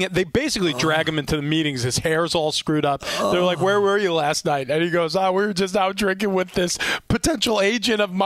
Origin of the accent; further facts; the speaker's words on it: New York, United States; I grew up in New York